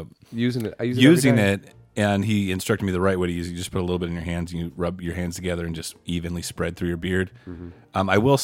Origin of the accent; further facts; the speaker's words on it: Texas, United States; I'm a Texan before I'm an American